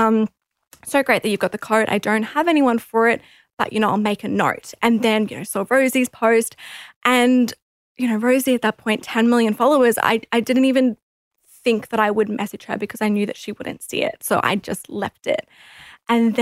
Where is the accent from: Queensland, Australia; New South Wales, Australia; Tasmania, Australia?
Queensland, Australia; Rockhampton; I'm originally from Rockhampton. It's a small little town, and straight out of high school